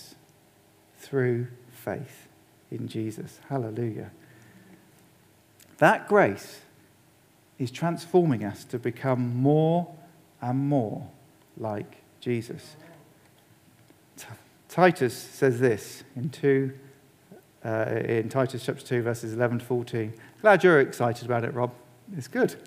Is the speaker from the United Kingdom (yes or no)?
yes; England, United Kingdom; as an Englishman